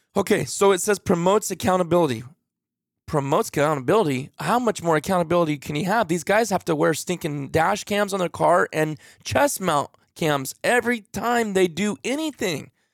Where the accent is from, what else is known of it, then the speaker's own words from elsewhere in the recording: United States; I'm American